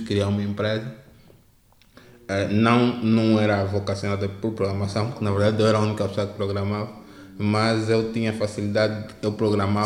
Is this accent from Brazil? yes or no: no; Hoji ya Henda, Luanda Province, Angola; eu cresci no Ajaenda